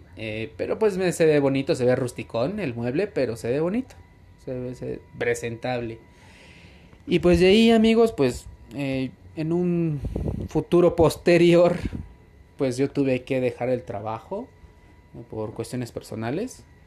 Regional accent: Tizayuca, Hidalgo, Mexico; also born or lived in Mexico City; soy de la ciudad de Tizayuca, Hidalgo, México, soy hidalguense.

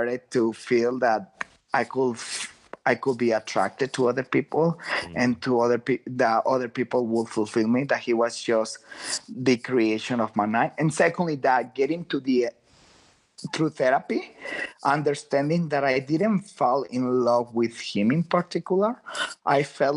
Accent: Guadalajara, Jalisco, Mexico; now in San Francisco, United States; I'm from Guadalajara. I was living in San Francisco

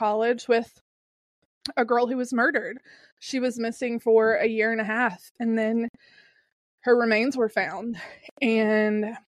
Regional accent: Kentucky, United States; I'm from Kentucky

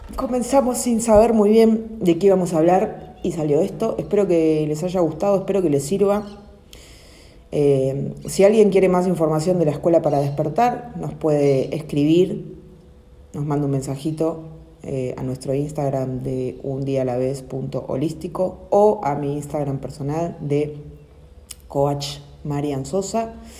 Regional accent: Argentina; Nacimos acá en Argentina, pero es nuestra decisión quedarnos también

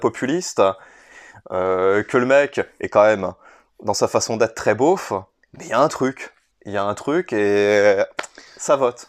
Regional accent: France; en tant que Français

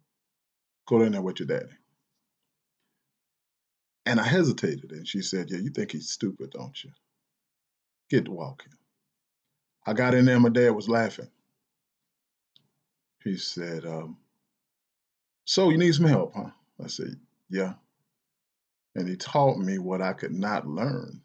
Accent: the South, United States; I'm from the South

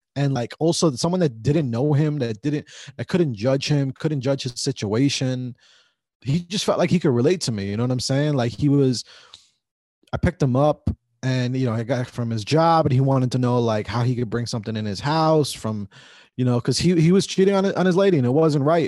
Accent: New Jersey, United States; we grew up here in Jersey

